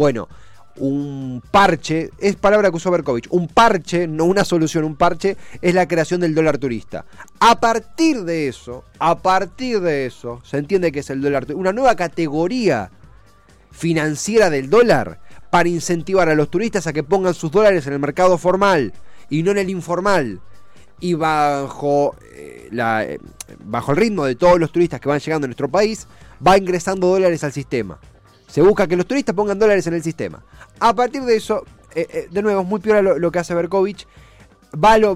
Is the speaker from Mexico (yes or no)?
no; Argentina; ninguno de nosotros es turista porque somos argentinos, eh, locales, domésticos